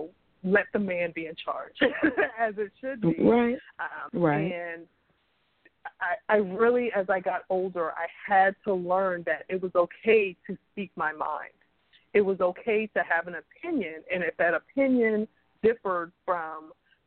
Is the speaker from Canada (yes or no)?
no; Charleston, South Carolina, United States; I'm a Southern girl. I grew up in Charleston, South Carolina